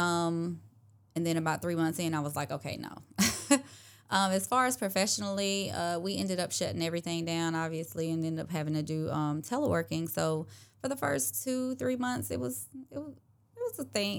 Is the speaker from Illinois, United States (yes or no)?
no; Clarks Hill, South Carolina, United States; moved away as an adult; now in Augusta, United States; I grew up in Clarks Hill, South Carolina, so not too far from Augusta